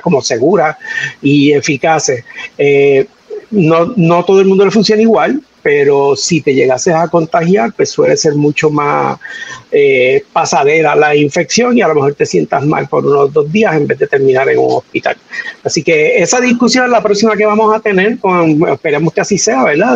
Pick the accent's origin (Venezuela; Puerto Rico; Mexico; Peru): Puerto Rico; Manatí; mi pueblo de Manatí